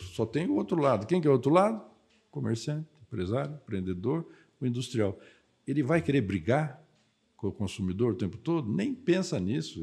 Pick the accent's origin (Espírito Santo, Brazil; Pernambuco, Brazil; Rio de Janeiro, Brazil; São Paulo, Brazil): São Paulo, Brazil; Mogi das Cruzes; nasci em Mogi das Cruzes.